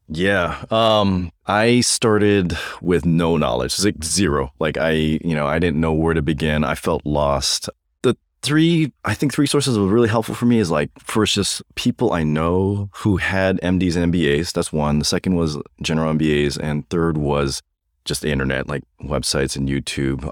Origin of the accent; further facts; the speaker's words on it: Hawaii, United States; moved away as an adult; also born or lived in North Carolina / Santa Monica; now in Loma Linda, United States; born and raised in Hawaii